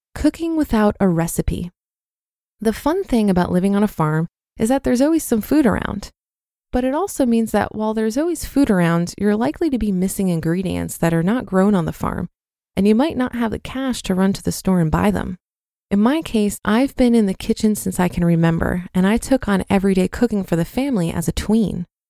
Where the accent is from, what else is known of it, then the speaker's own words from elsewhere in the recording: Poland; now in United Kingdom; I grew up in Poland